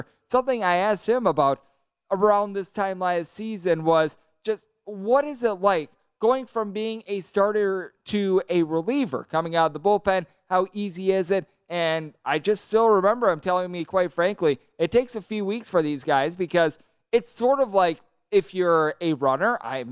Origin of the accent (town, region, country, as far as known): Wisconsin, United States; born or raised there